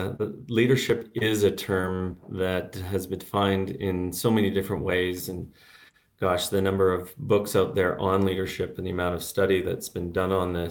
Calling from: Santiago, Santiago Metropolitan Region, Chile; I'm calling in from Santiago de Chile, where it's nice and warm here right now.

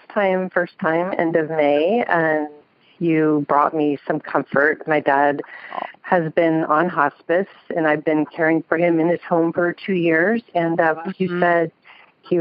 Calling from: Sacramento, California, United States; I'm calling from Sacramento.

